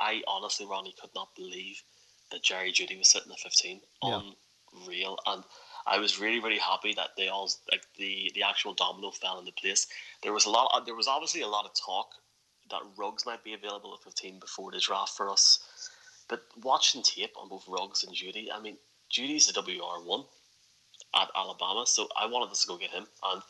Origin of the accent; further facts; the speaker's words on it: Ireland; I was indeed, yes.